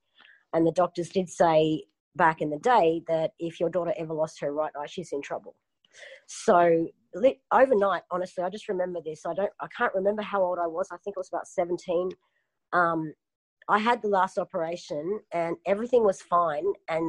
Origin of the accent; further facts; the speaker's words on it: Melbourne, Victoria, Australia; born there; moved away; also born or lived in Queensland; I was born in Melbourne and, it's like a 2-hour flight for me now. It's a very cold state.